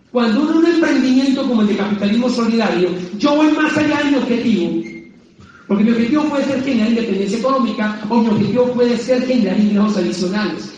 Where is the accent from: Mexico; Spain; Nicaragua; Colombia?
Colombia; Popayán, Cauca; moved away as an adult; also born or lived in Bogotá; mi ciudad natal de Popayán